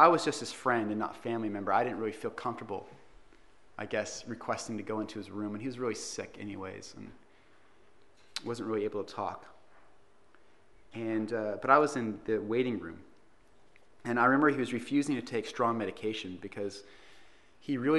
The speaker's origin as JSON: {"language": "English", "town": "Los Angeles", "region": "California", "country": "United States", "tie": "born or raised there", "also_born_or_lived": "San Diego", "moved": "as an adult", "said": "I grew up in Los Angeles"}